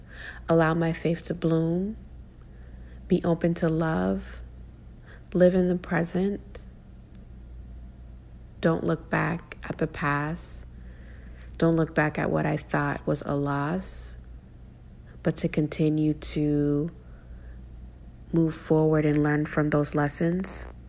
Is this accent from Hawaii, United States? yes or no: no; Boston, Massachusetts, United States; I'm a writer from Boston.